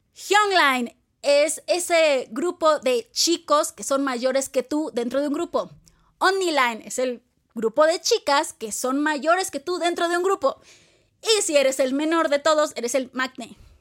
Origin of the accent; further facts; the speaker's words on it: Mexico; los mexicanos y latinos adoptamos